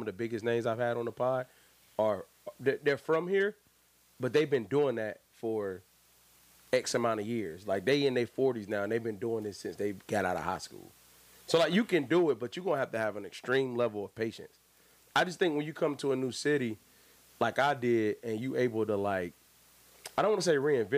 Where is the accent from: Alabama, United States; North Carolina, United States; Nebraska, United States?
North Carolina, United States; Raleigh; moved away as an adult; also born or lived in DMV (Washington, D.C. metropolitan area); now in Washington, D.C. area, United States; I'm from Raleigh, North Carolina